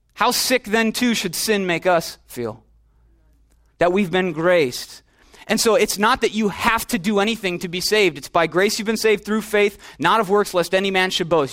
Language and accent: English; Minneapolis, Minnesota, United States; also born or lived in Chicago; I'm from Chicago. Went to high school in Minneapolis.